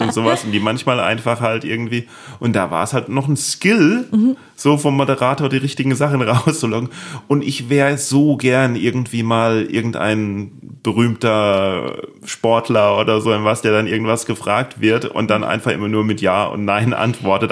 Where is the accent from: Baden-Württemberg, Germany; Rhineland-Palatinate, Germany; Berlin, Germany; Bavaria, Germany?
Rhineland-Palatinate, Germany; Neustadt an der Weinstraße; accent: Palatine; ich kann Pfälz, ich bin ja Pfälzer, das ist ja so ein bisschen ähnlich. Das ist so pfälzisch, hessisch.